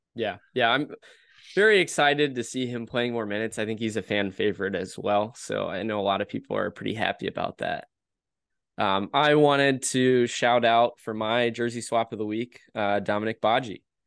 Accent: United States; we're American

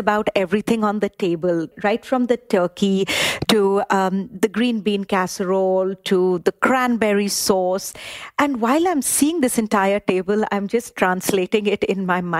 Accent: India; now in Nashville, United States; I was born in India

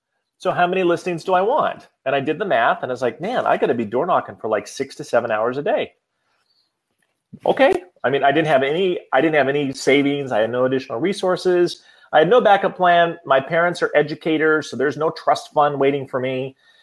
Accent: Iowa, United States; moved away as an adult; now in Washington, D.C., United States; So I moved from Iowa to Washington, D.C. after I had been touring with an international musical organization called Up With People

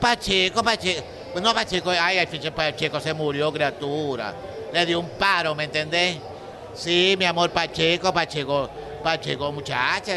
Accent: Maracaibo, Zulia, Venezuela; yo nací en Santa Lucía

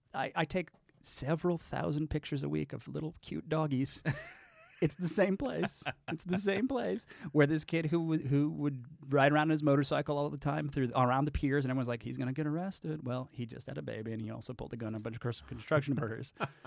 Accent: Davenport, Iowa, United States; also born or lived in Brooklyn, New York; now in New York, United States; Being a non-native New Yorker, I'm originally from Iowa.

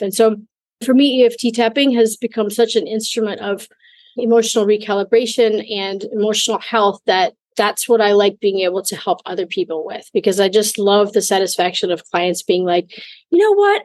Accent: Minnesota, United States; moved away; also born or lived in Mexico / Italy / Germany / China; I'm originally from Minnesota in the United States

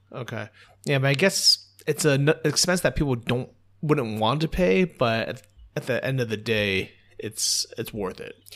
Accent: United States; moved away; as an American

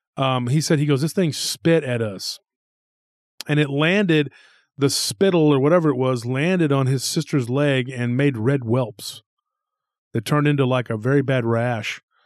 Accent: Taylor, Texas, United States; in Taylor, Texas, my hometown

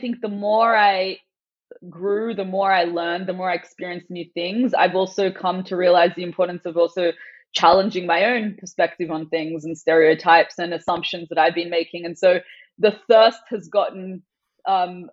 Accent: Sydney, New South Wales, Australia; first language Farsi; English is a second language; moved away as an adult; also born or lived in San Francisco, United States; despite growing up in Sydney and being born, bred

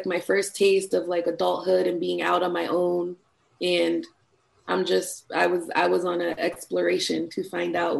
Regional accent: Connecticut, United States; moved away as an adult; also born or lived in Norfolk, Virginia; I grew up in Connecticut

